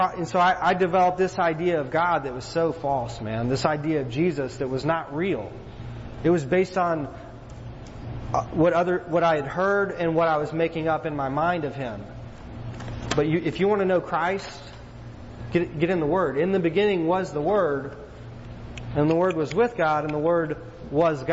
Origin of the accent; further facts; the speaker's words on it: East Texas, United States; growing up in East Texas, man, in the Bible Belt